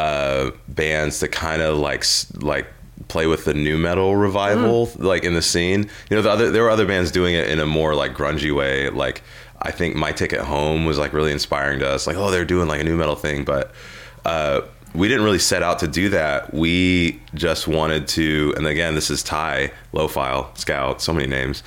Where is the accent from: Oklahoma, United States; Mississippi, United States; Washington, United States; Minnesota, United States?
Washington, United States; Seattle; I grew up in Seattle